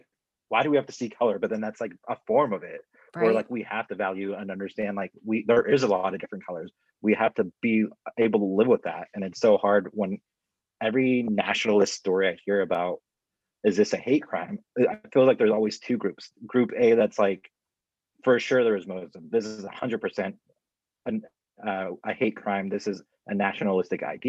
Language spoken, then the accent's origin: English; United States; as an American